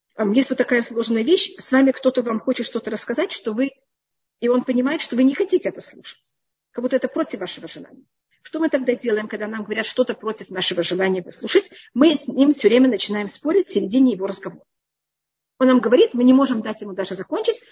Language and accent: Russian; Israel; Я выросла в другом поколении, в другом мире, я уже росла в Израиле